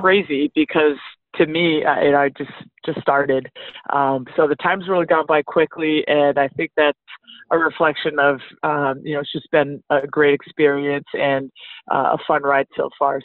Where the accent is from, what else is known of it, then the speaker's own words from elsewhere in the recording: Northeast, United States; moved away as an adult; also born or lived in Flagstaff, Arizona; I'm actually from the Northeast